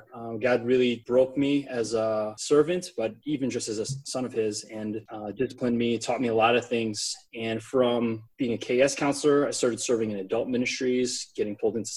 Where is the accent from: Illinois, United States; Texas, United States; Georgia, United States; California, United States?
Illinois, United States; Darien; moved away as an adult; now in Chicago, United States; I grew up in Darien.